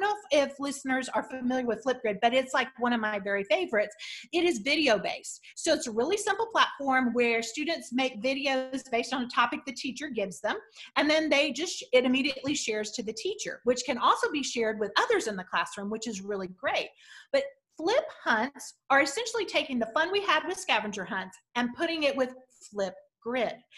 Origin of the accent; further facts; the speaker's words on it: Southwest Missouri, United States; I'm from Southwest Missouri